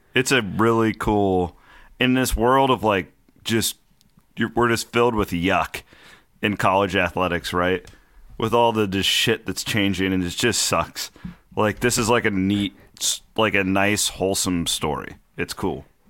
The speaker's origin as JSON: {"language": "English", "town": "Shenandoah", "region": "Iowa", "country": "United States", "tie": "born or raised there", "moved": "yes", "said": "a bar in my hometown that is, it's just a Morton building."}